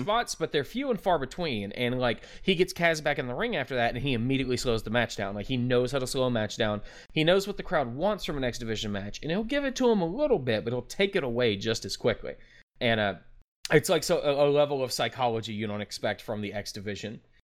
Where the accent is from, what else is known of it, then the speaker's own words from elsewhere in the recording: Memphis, Tennessee, United States; I am from the Memphis area